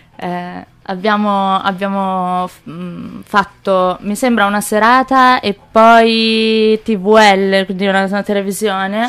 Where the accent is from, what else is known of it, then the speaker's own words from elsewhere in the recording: Pistoia, Tuscany, Italy; also born or lived in Manchester; sono nata a Pistoia, però il mio, il mio, babbo è inglese